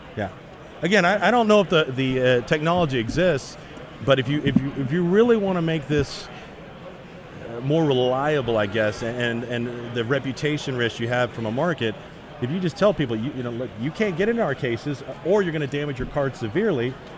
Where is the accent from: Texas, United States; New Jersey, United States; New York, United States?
Texas, United States; Dallas; I grew up in Dallas